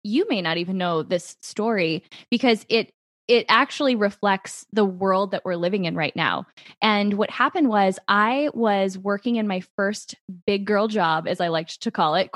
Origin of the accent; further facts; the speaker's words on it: Midwest, United States; growing up in the Midwest